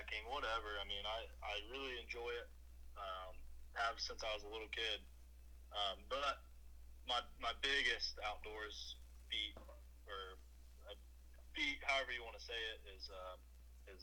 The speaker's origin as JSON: {"language": "English", "region": "Southwest Ohio", "country": "United States", "said": "I'm from Southwest Ohio. I live West Milton, small town, about 20 minutes north of Dayton"}